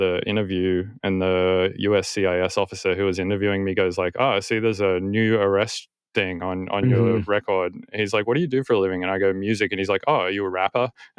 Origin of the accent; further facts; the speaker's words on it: Australia; now in United States; I'm an immigrant from Australia who lives in America.